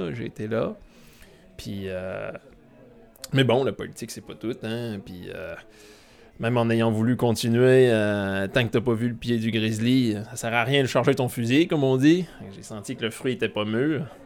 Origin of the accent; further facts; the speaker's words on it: Quebec, Canada; now in France; je dirais qu'on est des Américains du Nord parlant français. Ou ben, des Américains, Québécois, Canadiens du Nord francophones